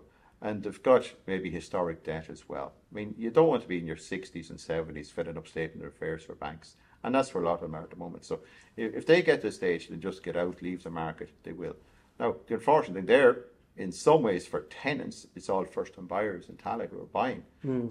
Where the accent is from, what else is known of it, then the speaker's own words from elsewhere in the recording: Kells, Leinster, Ireland; moved away; also born or lived in Galway / Edinburgh; I'm from Kells in County Meath, so farming background initially.